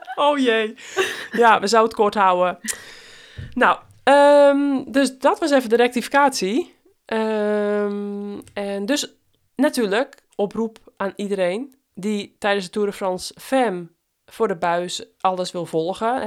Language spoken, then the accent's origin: Dutch; West Friesland, North Holland, Netherlands; accent: West-Fries; mijn West-Friese accent